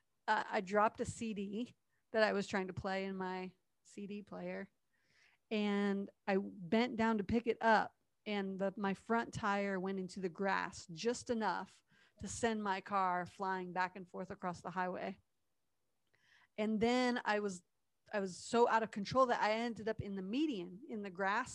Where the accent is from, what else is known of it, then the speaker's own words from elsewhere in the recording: Ohio, United States; moved away as an adult; also born or lived in Tennessee; I was coming from Tennessee to Ohio, home for the summer after school